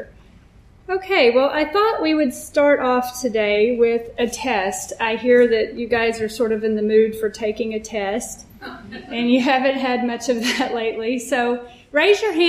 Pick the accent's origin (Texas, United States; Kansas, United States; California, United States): Texas, United States; I grew up Southern Baptist in Texas